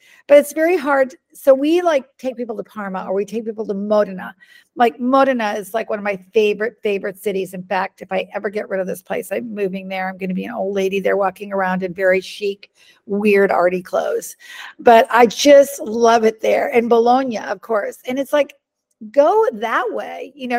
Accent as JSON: {"language": "English", "region": "Budapest", "country": "Hungary", "tie": "born or raised there", "said": "you know, I grew up in Hungary. And so my grandmother and I used to go, I'd go there from May to August, like the whole summer. And I speak Hungarian, and my aunt and uncle was there, my cousin, and, you know, and we used to, we lived in the middle of town, in the middle of Budapest"}